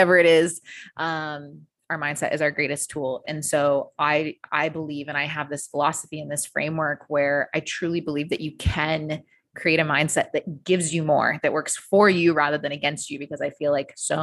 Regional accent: United States; moved away as an adult; now in Australia; So I am originally from the US. You can probably tell from my accent.

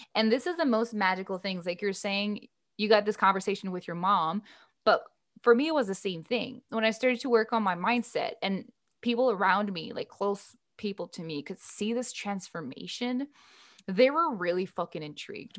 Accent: Canada; my fellow Canadian with a French name

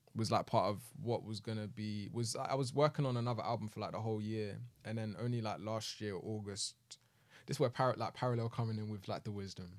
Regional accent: United Kingdom; we're both from Southwest

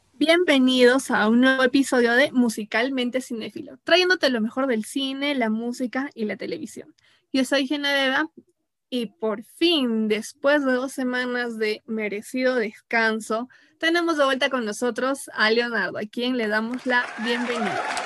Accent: Peru; como peruanos

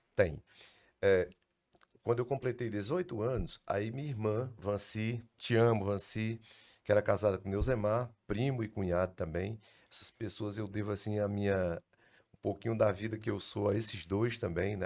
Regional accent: Iracema, Brazil; nasci em Iracema, 1960

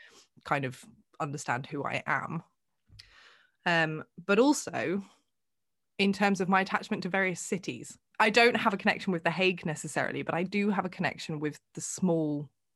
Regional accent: England, United Kingdom; If you ask anybody who knows me, I am English.

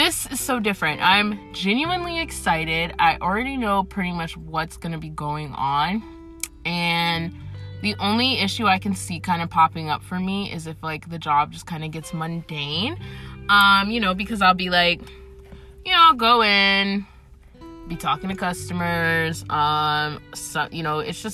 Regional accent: Atlanta, Georgia, United States; I am essentially from Atlanta. I live in Atlanta.

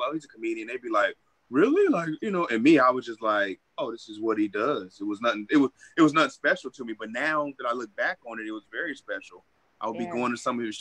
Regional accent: Vallejo, California, United States; moved away as an adult; also born or lived in San Francisco, California / Sacramento, California; now in Los Angeles, United States; I'm originally from the Bay Area. Little city called Vallejo, California, Solano County

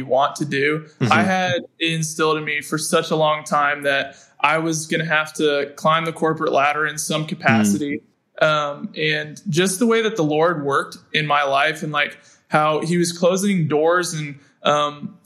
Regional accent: Kentucky, United States; now in Greenville, United States; I'm from Kentucky

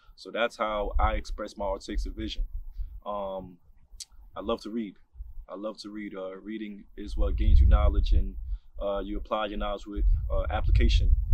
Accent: New York City, New York, United States; moved away; also born or lived in Harlem, New York City / Jamaica (parents); I was born in Harlem, New York City, um, raised in the Bronx, specifically in the Gun Hill Road area

